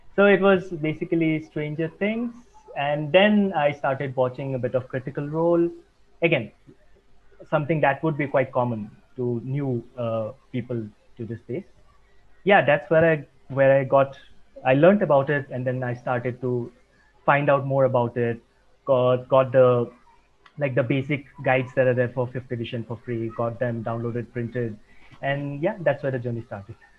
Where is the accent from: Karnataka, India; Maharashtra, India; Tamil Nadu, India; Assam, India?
Assam, India; now in Mumbai, India; I am from India. I was born in the eastern part of India, specifically the northeast, in the state of Assam. Uh, but I have been living in Mumbai for several years now